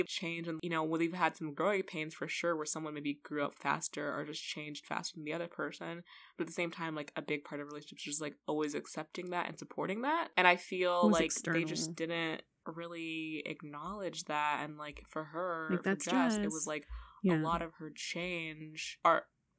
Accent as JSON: {"language": "English", "town": "Los Angeles", "region": "California", "country": "United States", "said": "But also, I feel like we're both from Los Angeles. Yeah. Like, we're both have lived in Los Angeles"}